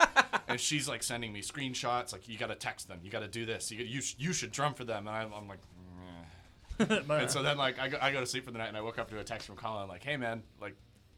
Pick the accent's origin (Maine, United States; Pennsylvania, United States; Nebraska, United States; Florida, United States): Maine, United States; moved away; I'm originally from Maine.